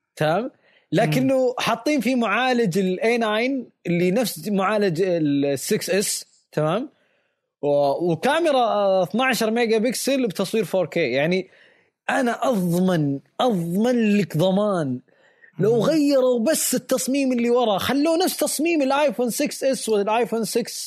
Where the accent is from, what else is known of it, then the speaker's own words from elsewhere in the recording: Saudi Arabia; عندنا بالسعوديه